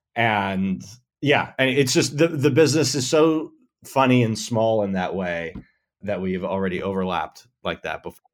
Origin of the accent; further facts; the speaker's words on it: Buffalo, New York, United States; moved away as an adult; now in Los Angeles, United States; I grew up in Buffalo, New York